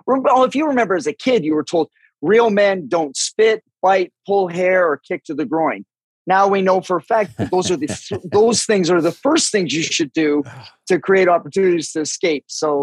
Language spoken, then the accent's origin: English; Vancouver, British Columbia, Canada; Well, yeah, this is where it gets a little murky only because I grew up in an alcoholic home.